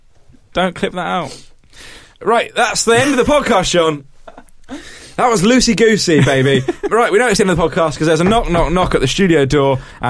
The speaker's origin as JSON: {"language": "English", "region": "England", "country": "United Kingdom", "said": "I'm English."}